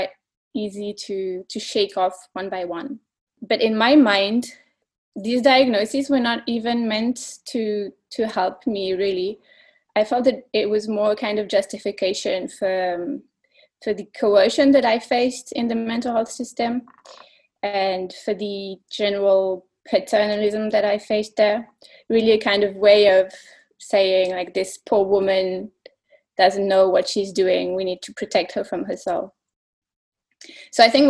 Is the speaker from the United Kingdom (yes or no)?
no; Belgium; I'm from Belgium